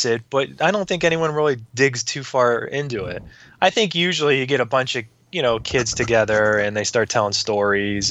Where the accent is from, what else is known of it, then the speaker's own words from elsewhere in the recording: Youngstown, Ohio, United States; I grew up in Youngstown, Ohio